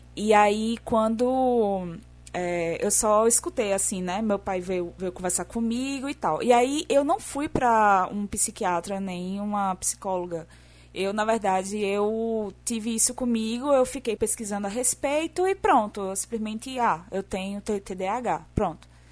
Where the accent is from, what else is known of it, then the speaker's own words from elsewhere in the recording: Northeast Region, Brazil; accent: nordestino; eu sou a garota que tem um sotaque nordestino